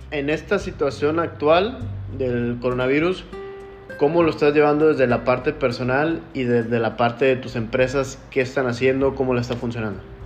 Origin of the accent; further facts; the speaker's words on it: Mexico; como mexicanos